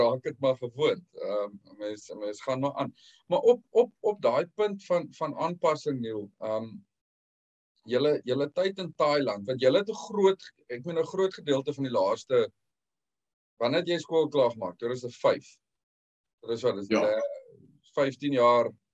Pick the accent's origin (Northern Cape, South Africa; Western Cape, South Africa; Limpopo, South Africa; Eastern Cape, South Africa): Western Cape, South Africa; moved away as an adult; also born or lived in England; now in United Kingdom; ons is 6 maande hier so ons het uh, einde Junie gekom.